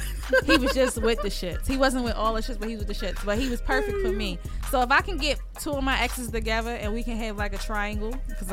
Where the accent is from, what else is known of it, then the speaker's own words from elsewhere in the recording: Jamaica; I'm motherfucking Jamaican.